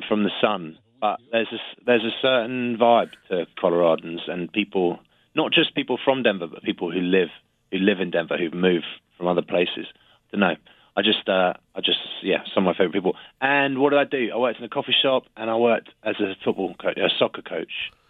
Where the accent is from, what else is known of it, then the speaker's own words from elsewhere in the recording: England, United Kingdom; I'm English